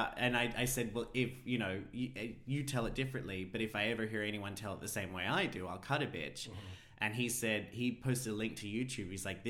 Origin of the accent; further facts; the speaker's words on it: Australia; But on that note, I am an Australian.